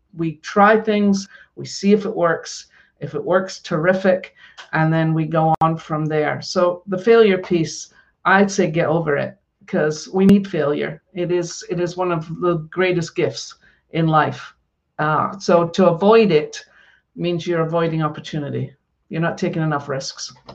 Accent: Scotland, United Kingdom; I grew up in Scotland and I grew up in a very working class family.

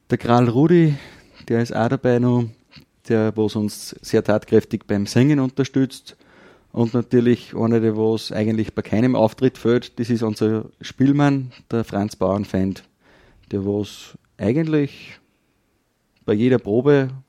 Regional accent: Kirchdorf, Upper Austria, Austria; Geboren und aufgewachsen bin ich in Kirchdorf und ja, arbeiten tue als Landwirt, also ganz klassisch ein bodenständiger Beruf.

